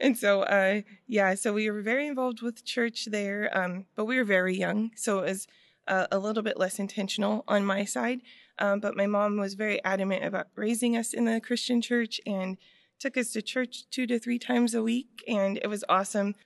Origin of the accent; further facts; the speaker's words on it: Waipahu, Hawaii, United States; also born or lived in Waianae; we ended up getting a place in Royal Kinnear that's a part of Waipahu